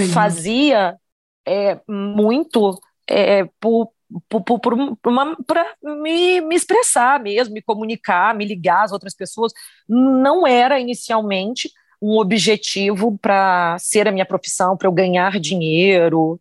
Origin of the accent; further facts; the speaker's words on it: Campos dos Goytacazes, Rio de Janeiro, Brazil; moved away; eu vim de Campos, eu sou do estado do Rio de Janeiro, do interior do estado do Rio de Janeiro